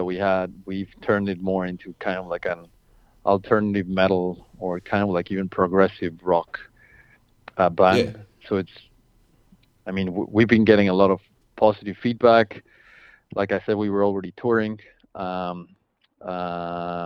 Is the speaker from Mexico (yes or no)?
yes; Mexico; moved away as an adult; now in Washington, D.C., United States; I'm originally from Mexico. Okay. I've been here in the States for 8 years, maybe.